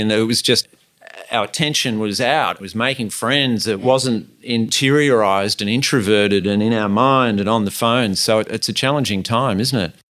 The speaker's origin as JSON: {"language": "English", "town": "Sydney", "region": "New South Wales", "country": "Australia", "tie": "born or raised there", "moved": "yes", "said": "I grew up in Sydney"}